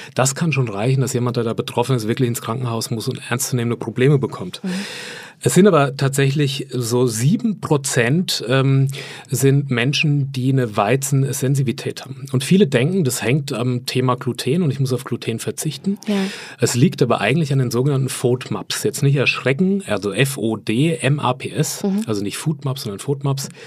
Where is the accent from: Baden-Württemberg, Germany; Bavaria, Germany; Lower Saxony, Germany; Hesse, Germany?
Bavaria, Germany; Lower Franconia; Ich komme aus Unterfranken ursprünglich.